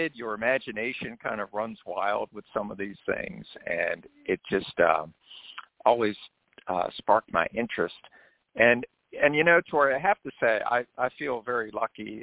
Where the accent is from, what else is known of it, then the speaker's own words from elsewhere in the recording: Maryland, United States; where I grew up in Maryland, there were still folks around. Now, I grew up in a rural area